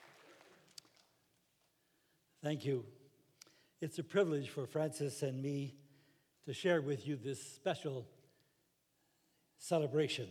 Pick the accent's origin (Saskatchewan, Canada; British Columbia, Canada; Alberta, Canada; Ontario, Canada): Saskatchewan, Canada; Saskatoon; now in Toronto, Canada; Saskatoon, Saskatchewan, which happened to be my hometown.